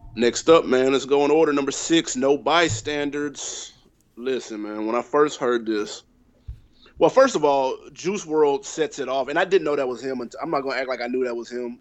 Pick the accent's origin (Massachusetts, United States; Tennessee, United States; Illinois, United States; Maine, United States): Tennessee, United States; Nashville; I'm from Tennessee, I'm from Nashville